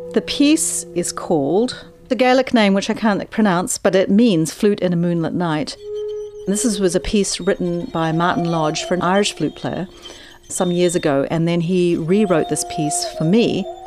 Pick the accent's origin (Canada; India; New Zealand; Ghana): New Zealand; now in Oregon, United States; I'm originally from New Zealand